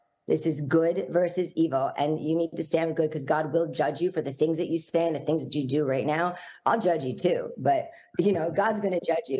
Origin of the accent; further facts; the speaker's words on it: United States; moved away as an adult; now in Tel Aviv, Israel; I'm so American